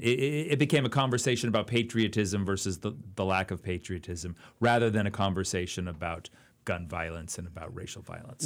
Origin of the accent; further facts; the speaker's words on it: Oakland, California, United States; I grew up in Oakland, California